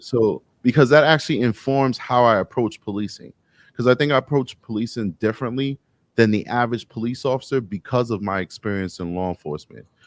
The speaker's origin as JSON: {"language": "English", "town": "New York City", "region": "New York", "country": "United States", "tie": "born or raised there", "said": "Growing up in Harlem, 'cause I'm from New York City, when I grew up in Harlem"}